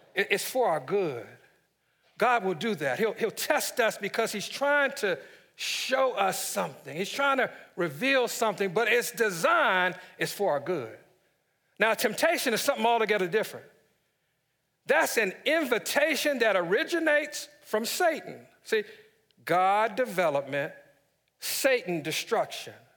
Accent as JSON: {"language": "English", "town": "Washington", "region": "District of Columbia", "country": "United States", "tie": "born or raised there", "said": "my hometown, D C"}